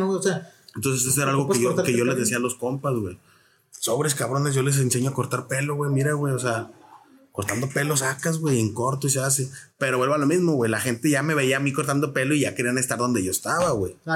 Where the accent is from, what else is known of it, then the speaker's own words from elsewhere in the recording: Querétaro, Mexico; also born or lived in San Luis Potosí; porque nací en San Luis, pero mis papás viven en Querétaro igual está muy cerca, ¿no?